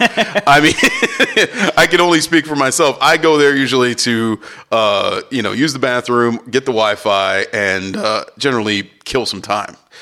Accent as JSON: {"language": "English", "town": "Cleveland", "region": "Ohio", "country": "United States", "said": "I'm from Cleveland, and I know that part of Cleveland, that West Side area"}